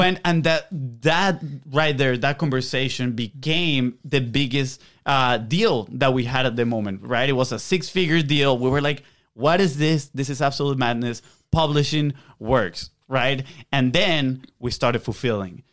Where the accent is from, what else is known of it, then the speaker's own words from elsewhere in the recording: Venezuela; English is a second language; moved away; we're from South America, Venezuela. Uh, we have a little bit of an accent